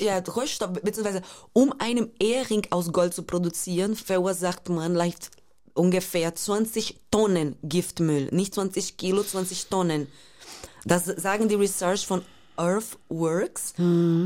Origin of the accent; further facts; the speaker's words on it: Brazil; German is a second language; moved away; diese Favela, wo ich aufgewachsen bin